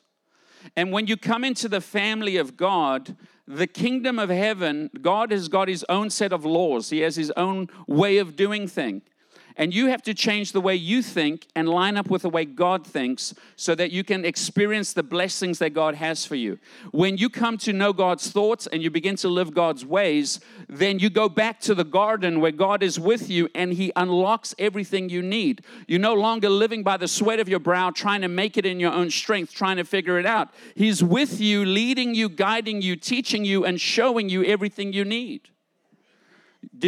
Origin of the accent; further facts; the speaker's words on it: South Africa; I grew up in South Africa during the time of segregation and apartheid